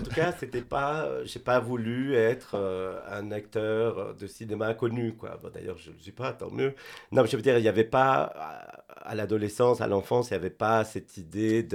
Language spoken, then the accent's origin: French; Buenos Aires, Argentina; French is a second language; moved away as an adult; also born or lived in Spain; now in France; j'ai grandi en Argentine avec mon père